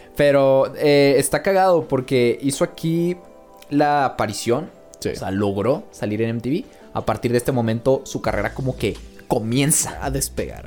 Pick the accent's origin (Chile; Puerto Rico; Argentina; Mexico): Mexico; soy mexicano